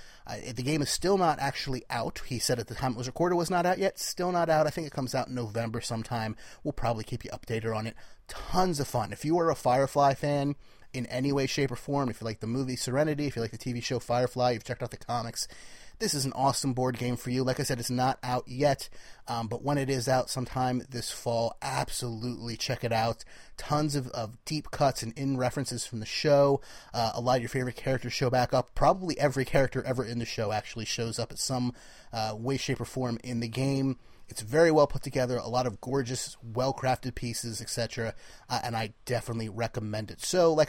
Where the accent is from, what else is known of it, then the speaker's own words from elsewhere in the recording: New Jersey, United States; from Jersey